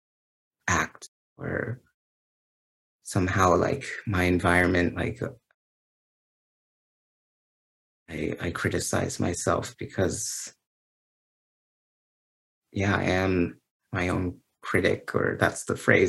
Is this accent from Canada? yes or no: yes; Canada; as a Canadian